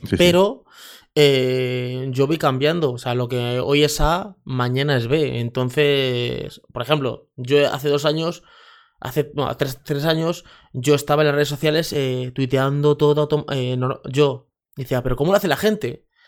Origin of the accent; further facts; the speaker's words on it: Leganés, Community of Madrid, Spain; crecí en un barrio en Leganés, en Madrid, que es San Nicasio